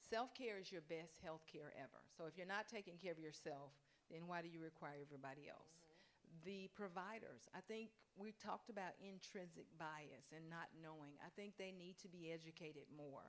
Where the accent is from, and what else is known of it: Mississippi, United States; born or raised there